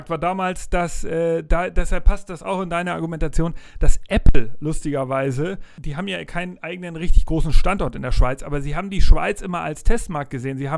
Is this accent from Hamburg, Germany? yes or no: yes; Hamburg, Germany; Weil als Hamburger ist es auch nur eine Stunde entfernt mit dem Flieger